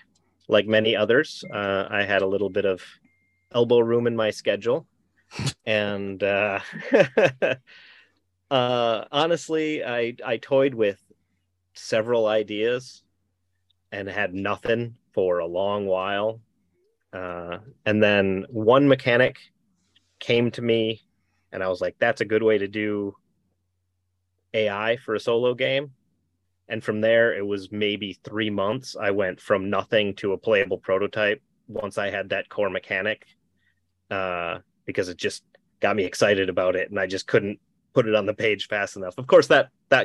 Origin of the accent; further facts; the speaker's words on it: Minnesota, United States; moved away; I'm from Minnesota originally